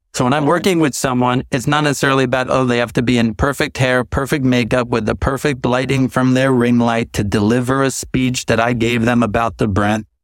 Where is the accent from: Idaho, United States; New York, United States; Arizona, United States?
New York, United States; growing up in New York, watching M T V